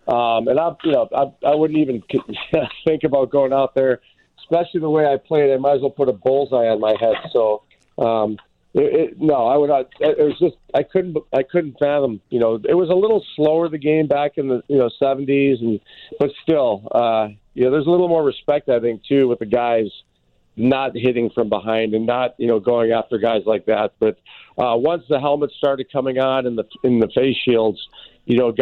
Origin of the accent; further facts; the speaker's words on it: Chicago, Illinois, United States; it's in my hometown.